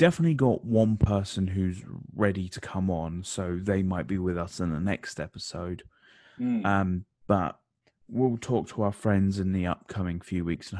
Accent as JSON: {"language": "English", "region": "England", "country": "United Kingdom", "said": "it's autumn, we are English."}